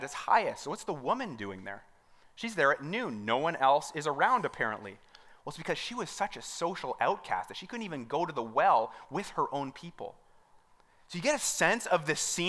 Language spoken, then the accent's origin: English; Mount Albert, Ontario, Canada; I'm from Mount Albert